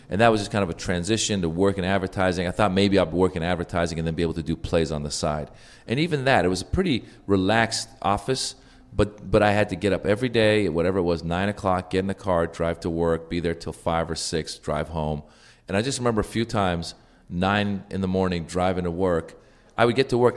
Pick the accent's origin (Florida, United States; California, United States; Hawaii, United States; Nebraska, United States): California, United States; Northern; I grew up in Northern California